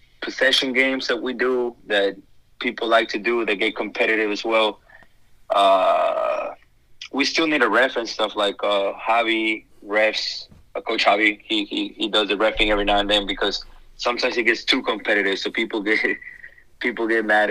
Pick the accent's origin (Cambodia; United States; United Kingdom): United States; San Antonio, Texas; I'm from San Antonio